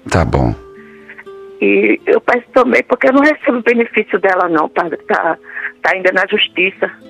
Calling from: Amorinópolis, Goiás, Brazil; Eu falo de Amorinópolis, Goiás, na Fazenda Bela Vista.

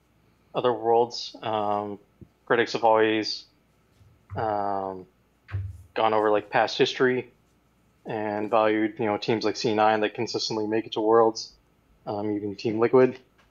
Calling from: Hamilton, Ontario, Canada; I'm calling from Hamilton, Ontario.

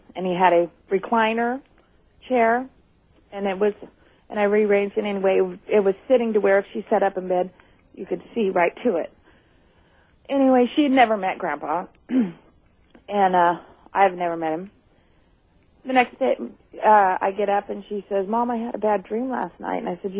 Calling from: Redding, California, United States; from Redding, California.

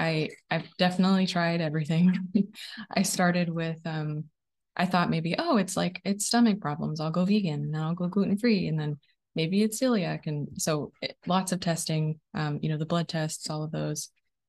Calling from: Oregon, United States; I'm connecting from Oregon today, just a little bit outside of Portland.

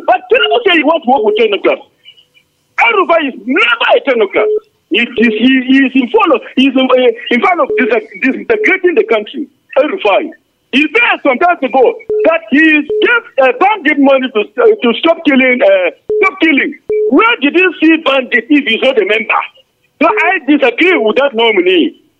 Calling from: Nigeria; I'm calling from Angorokuba, the voice of Angorokuba.

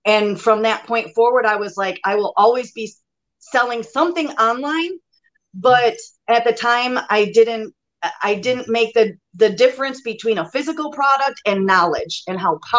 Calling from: Kenosha, Wisconsin, United States; I am in southeastern Wisconsin, Kenosha. So smack dab in between Milwaukee and Chicago.

